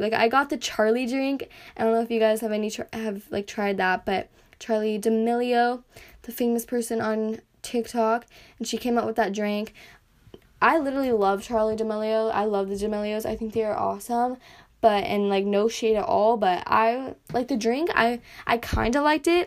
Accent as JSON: {"language": "English", "country": "United States", "accent": "American", "said": "my little accent, my I guess my American accent"}